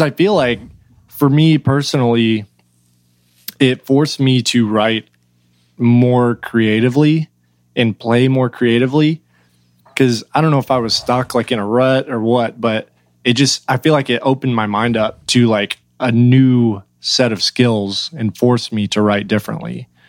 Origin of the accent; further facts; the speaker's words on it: Oklahoma, United States; moved away as an adult; now in Nashville, United States; I've lived in Oklahoma, uh, basically my whole life, like right across Texas border